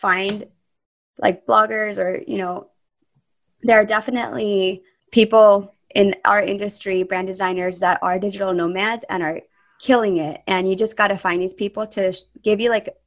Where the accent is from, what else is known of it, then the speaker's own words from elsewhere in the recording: Southern California, United States; moved away; I'm originally from Southern California